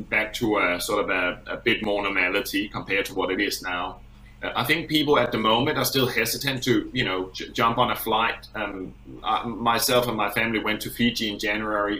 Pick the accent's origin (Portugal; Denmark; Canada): Denmark; now in Australia; I'm originally from Denmark